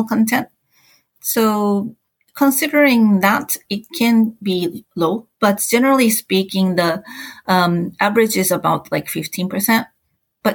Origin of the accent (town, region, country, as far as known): Japan; English is a second language